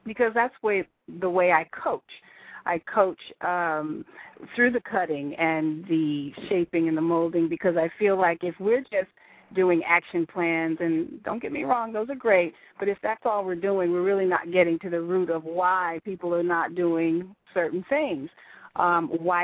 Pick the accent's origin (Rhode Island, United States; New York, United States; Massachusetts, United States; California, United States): Massachusetts, United States; born or raised there; moved away